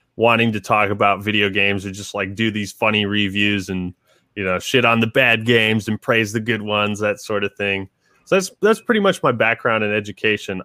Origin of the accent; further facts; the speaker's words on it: Seattle area, Washington, United States; I'm from Washington originally. I mean, pretty much just born and raised here all my life. Um, yeah, just uh, around the Seattle area